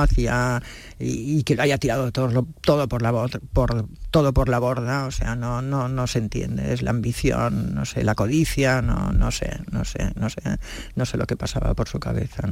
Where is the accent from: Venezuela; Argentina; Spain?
Spain; Catalonia; ya sabes que yo soy catalana, vivo en Barcelona